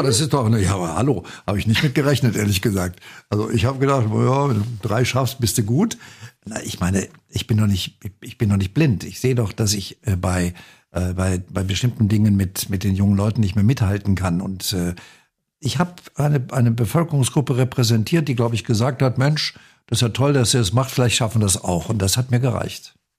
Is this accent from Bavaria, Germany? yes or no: no; North Rhine-Westphalia, Germany; am Niederrhein, wo ich geboren bin